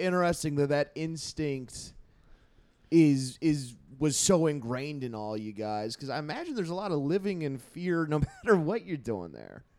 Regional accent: California, United States; I was raised in California

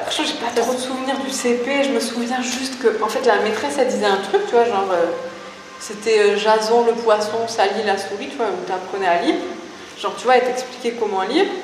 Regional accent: Toulouse, Occitania, France; j'ai grandi à Toulouse

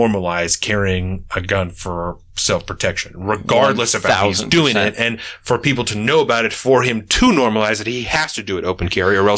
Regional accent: Canada; I'm fucking Canadian.

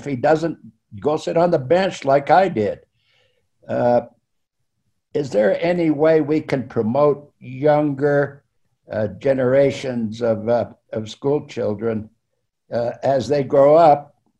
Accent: Salt Lake City, Utah, United States; I remember growing up in Salt Lake

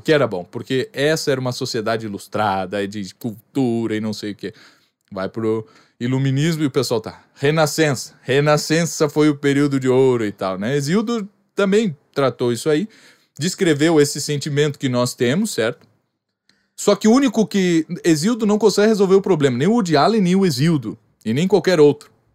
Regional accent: Rio Grande do Sul, Brazil; eu sou gaúcho

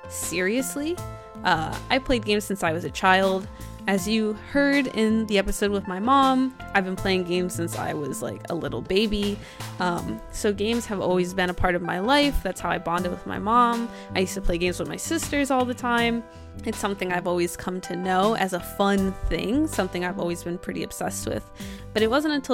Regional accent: New Jersey, United States; I'm not from New York

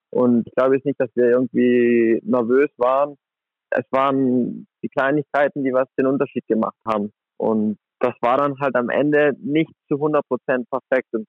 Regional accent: Merano, Trentino-Alto Adige, Italy; now in Flensburg, Germany; Das war so, das war ein Handballcamp von der Flensburg Akademie in meiner Heimatstadt in Meran.

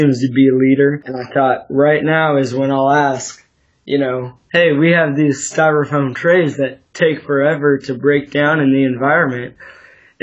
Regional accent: Sacramento, California, United States; I'm 16 years old, still living here in Sacramento, California

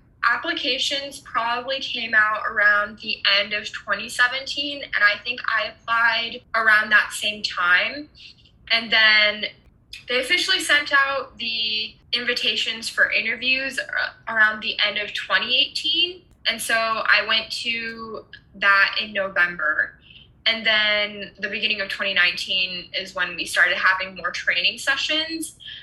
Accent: Germany; I was born and raised in Germany, and so I grew up speaking German and English at the same time.

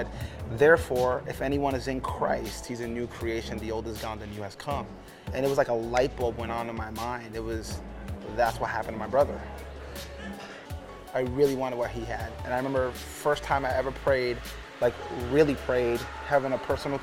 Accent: New York City, New York, United States; born or raised there; also born or lived in Puerto Rico; now in Omaha, United States

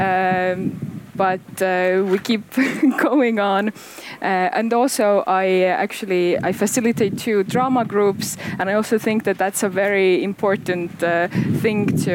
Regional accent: Paide, Järva County, Estonia; I'm, I am actually from Paide, and uh, I returned. I was away for uh, like about ten years, uh, and I returned to Paide to work here as a cultural manager.

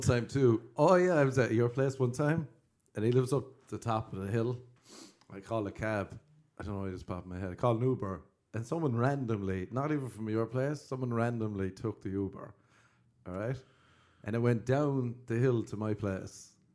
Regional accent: Cork, Munster, Ireland; I'm from Cork

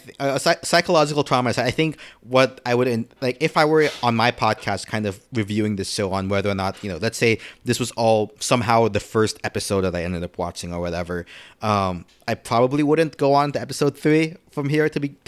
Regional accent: Philippines; when I was growing up in the Philippines, right, like the first anime I watched were dubbed in Tagalog. I didn't speak Tagalog at the time.

